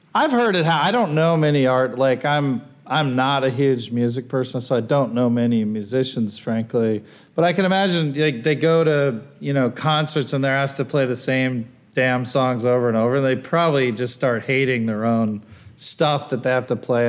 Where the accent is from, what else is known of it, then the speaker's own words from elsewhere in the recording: Ohio, United States; also born or lived in Wisconsin; when I first moved to Ohio, which is where I went to school from uh, first grade through high school